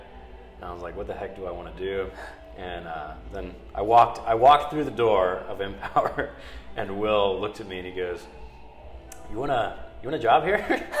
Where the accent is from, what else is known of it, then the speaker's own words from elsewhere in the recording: Piqua, Ohio, United States; I grew up in Piqua